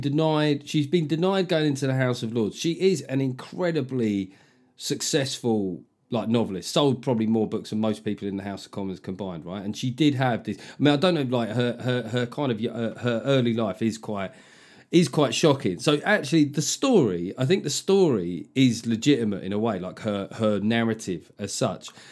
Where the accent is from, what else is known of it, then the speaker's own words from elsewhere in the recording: London, United Kingdom; I grew up in London